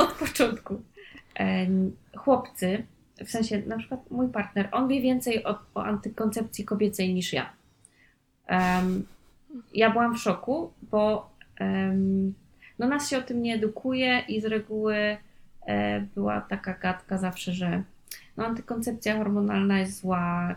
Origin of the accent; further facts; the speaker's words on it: Poland; nie jestem z dużego, z dużej miejscowości, jestem z małej gminy